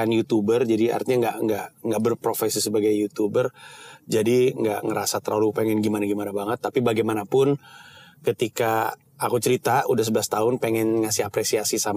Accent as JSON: {"language": "Indonesian", "country": "Singapore", "tie": "born there", "said": "aku lahir di Singapura, ayah masih kerja di situ."}